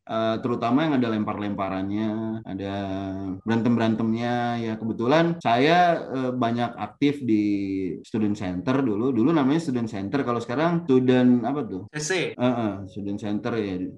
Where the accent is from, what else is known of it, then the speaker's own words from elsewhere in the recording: Bandung, West Java, Indonesia; Jadi saya ini sebenarnya saya lahir dan besar di Bandung, kuliah di Bandung.